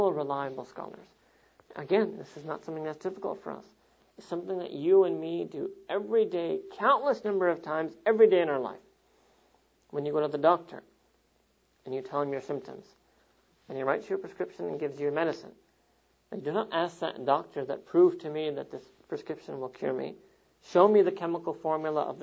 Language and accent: English; New York, United States; New York, my hometown